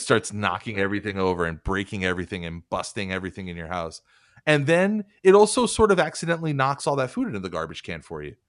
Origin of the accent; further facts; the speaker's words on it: New York, United States; I grew up in New York, but I, I lived in a kind of a, a more rural area of New York when I was, uh, like, age, like, nine to thirteen